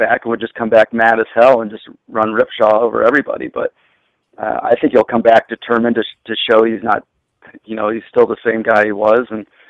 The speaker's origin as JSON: {"language": "English", "country": "United States", "said": "I'm American, I don't understand what you're saying"}